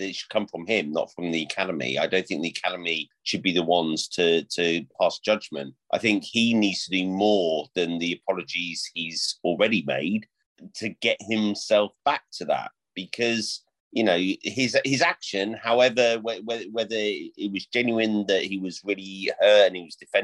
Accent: United Kingdom; as British men

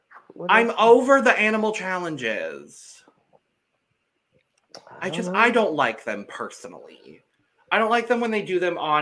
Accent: Arizona, United States; I'm from Arizona

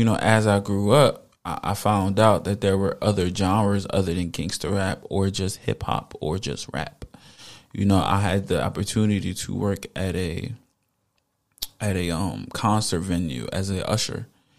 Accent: Camden, New Jersey, United States; I grew up in the hood. I grew up in Camden.

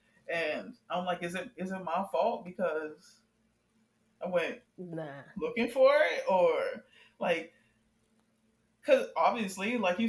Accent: Miami, Florida, United States; I'm from Dade County 305

